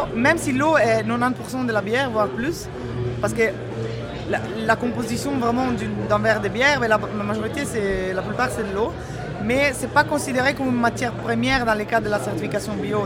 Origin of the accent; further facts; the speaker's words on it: Italy; also born or lived in Belgium; now in Brussels, Belgium; je suis belge d'adoption italienne d'origine